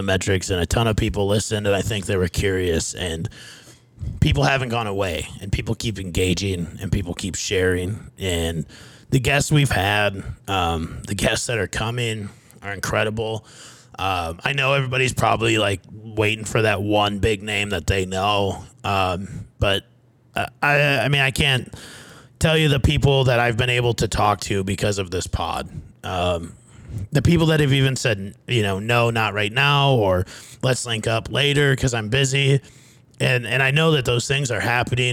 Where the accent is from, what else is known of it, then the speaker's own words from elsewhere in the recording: Fairmont, Minnesota, United States; also born or lived in Scottsdale; my hometown, Fairmont, Minnesota